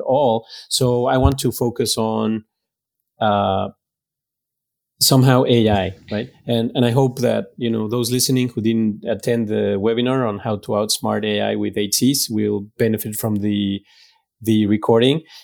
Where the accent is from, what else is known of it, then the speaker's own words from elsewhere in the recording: Mexico; also born or lived in France / Greece / Guatemala; now in Dallas, United States; I was born and raised in Mexico